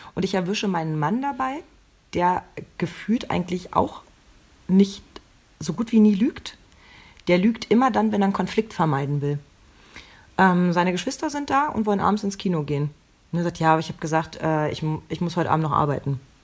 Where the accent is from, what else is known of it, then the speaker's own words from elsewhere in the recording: eastern Germany, Germany; Ich bin ja noch im, im Osten geboren